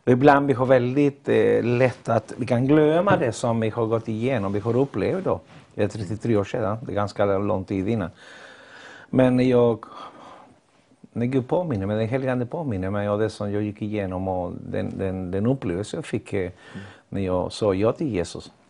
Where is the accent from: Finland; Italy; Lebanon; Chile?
Chile; Swedish is a second language; moved away as an adult; also born or lived in Ecuador; now in Gothenburg, Sweden; jag kommer från Chile och har bott i Sverige i 40 år. Lämnade mitt land när jag var 21 år. Eh, bodde i Ecuador innan och sen eh, hamnade jag i Sverige eh, för 40 år sedan.